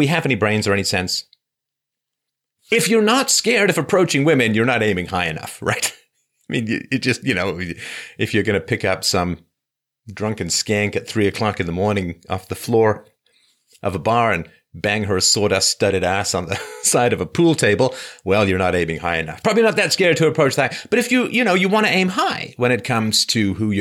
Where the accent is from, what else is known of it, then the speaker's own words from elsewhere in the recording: England, United Kingdom; I grew up in England